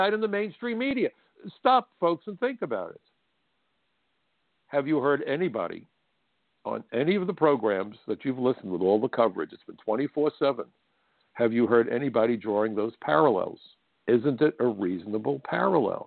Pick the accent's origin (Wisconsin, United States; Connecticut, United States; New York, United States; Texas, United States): New York, United States; New York City; my hometown was attacked